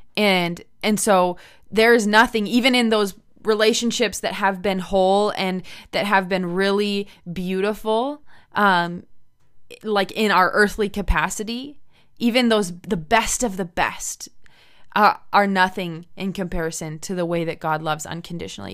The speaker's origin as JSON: {"language": "English", "country": "United States", "moved": "as an adult", "lives_now": "Medicine Hat, Canada", "said": "I'm originally American"}